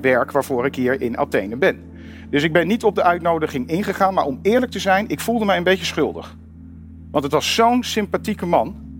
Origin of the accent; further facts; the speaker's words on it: Netherlands; waar kom je vandaan? Ik zei Nederland